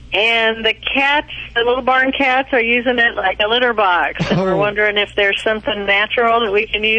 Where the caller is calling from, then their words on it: Kansas, United States; Calling from Kansas.